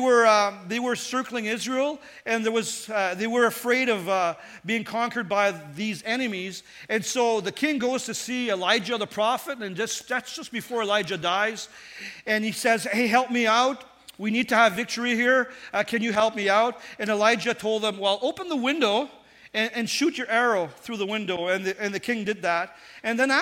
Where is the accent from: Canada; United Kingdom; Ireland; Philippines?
Canada; Northern Ontario; I was raised in Northern Ontario